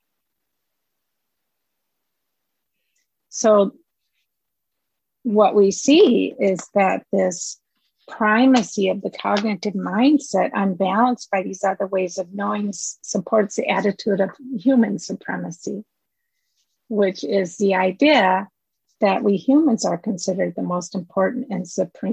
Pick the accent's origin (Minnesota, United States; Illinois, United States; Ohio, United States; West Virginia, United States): Minnesota, United States; I'm from Minnesota